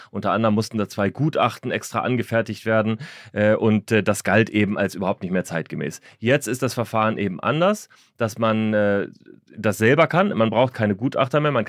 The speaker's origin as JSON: {"language": "German", "town": "Hanover", "region": "Lower Saxony", "country": "Germany", "said": "Äh, ich bin Niedersachse, ich komme aus Hannover, wir sprechen akzentfrei"}